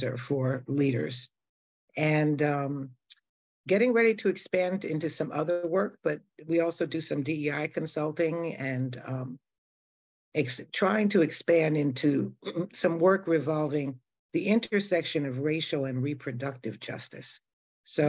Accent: New York City, New York, United States; born and raised in New York City in Harlem

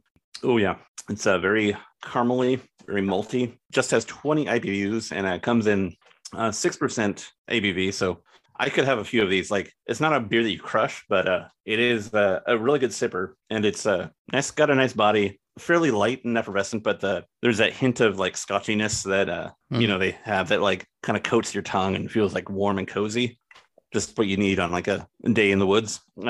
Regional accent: Estacada, Oregon, United States; Oh, we go way back. We're from Estacada, Oregon.

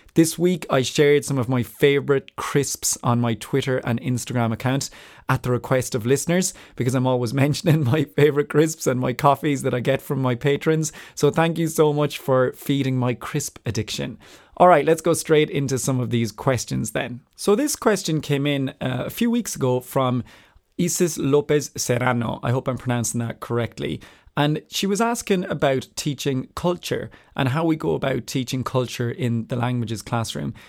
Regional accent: Ireland; moved away; also born or lived in Spain / France / Switzerland / New Zealand; I am Irish and I identify as Irish

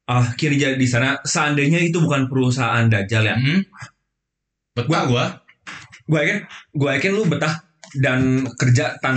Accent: West Java, Indonesia; gua kan gua kan Sunda.

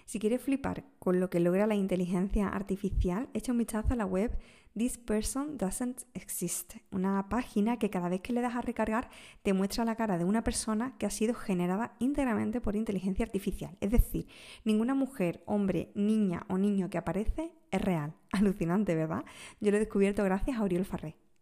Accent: Andalusia, Spain; como buena andaluza

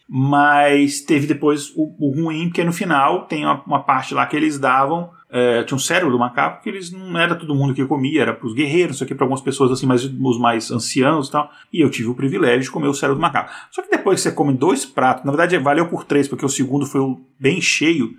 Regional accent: Brasília, Federal District, Brazil; moved away as an adult; also born or lived in Boa Vista, Roraima; eu sou de Brasília

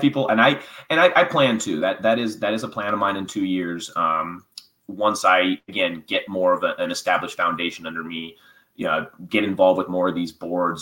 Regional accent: McKenzie River, Oregon, United States; I grew up on the McKinsey River

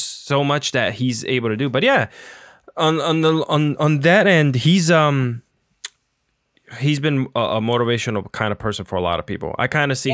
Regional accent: Puerto Rico; moved away; also born or lived in Union City, New Jersey; I was born and raised in Puerto Rico, but I lived uh, in northern New Jersey. So I lived I lived in Union City

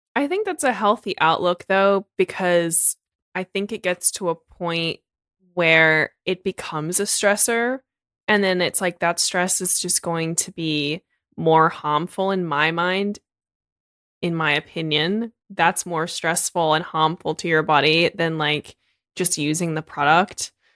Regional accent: Australia; moved away as an adult; now in United States; I'm Australian

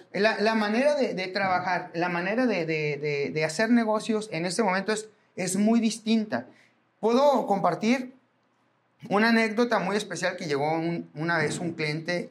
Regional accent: Mexico; como mexicanos

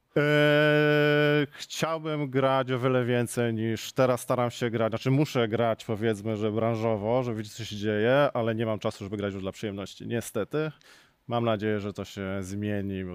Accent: Kraków, Lesser Poland, Poland; Jestem z Krakowa

